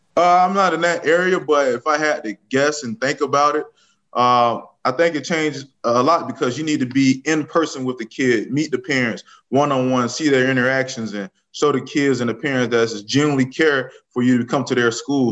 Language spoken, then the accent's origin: English; Riviera Beach, Florida, United States; moved away as an adult; now in Kansas City, United States; I was born and raised in Moore Heights, 24th Street, all my life.